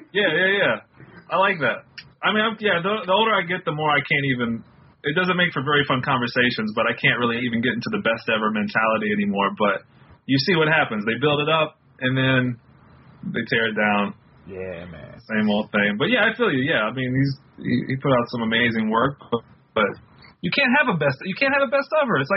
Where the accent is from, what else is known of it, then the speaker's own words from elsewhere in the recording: the South, United States; Growing up in the South and like you got so into no limit that you kind of had to almost retreat from it